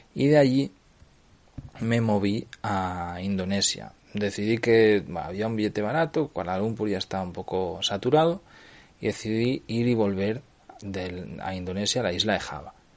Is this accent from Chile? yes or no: no; Cardedeu, Catalonia, Spain; Compré un local aquí en el pueblo de, de mi madre, en mi pueblo, en Cardedeu